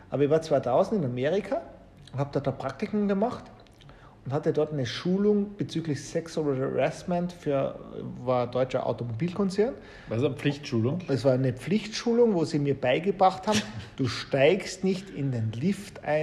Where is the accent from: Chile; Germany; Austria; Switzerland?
Austria; Also wir kommen ja aus Österreich beide und das Thema Tourismus von dem lebt ja ein großer Industriezweig in Österreich